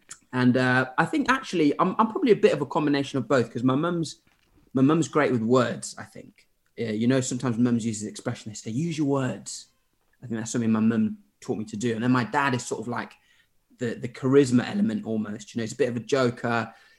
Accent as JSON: {"language": "English", "country": "Zimbabwe", "tie": "born or raised there", "also_born_or_lived": "Derby / Sheffield / Birmingham / Norwich", "moved": "yes", "said": "I grew up in Zimbabwe. So I was in Derby until I was four."}